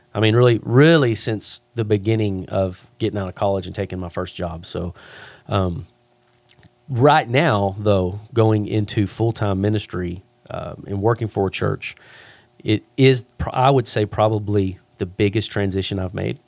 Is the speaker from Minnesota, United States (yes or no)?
no; Abilene, Texas, United States; moved away; I was born in Abilene, moved away.